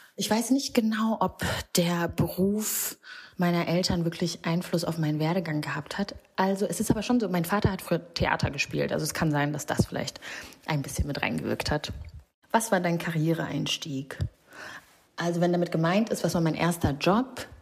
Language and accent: German; Rwanda; moved away; Ich bin in Rwanda ähm, geboren und aufgewachsen